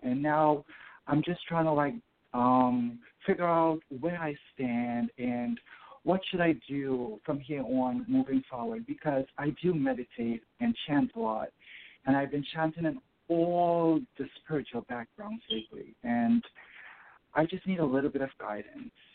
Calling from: New York City, New York, United States; I'm calling you from New York City.

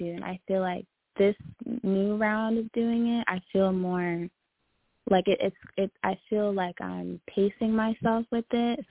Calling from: Long Island, New York, United States; calling from New York.

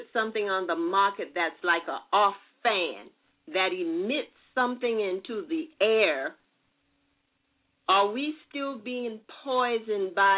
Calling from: Columbia, South Carolina, United States; I'm calling from Columbia, South Carolina

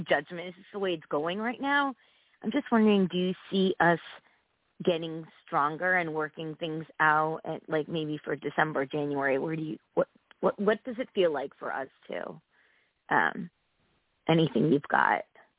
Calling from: Connecticut, United States; from Connecticut.

